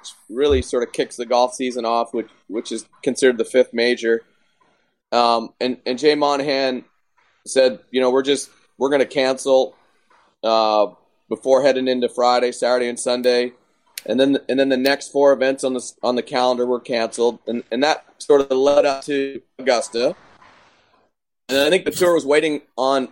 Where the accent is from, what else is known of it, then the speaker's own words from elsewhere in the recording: Canada; now in Texas, United States; me being a Canadian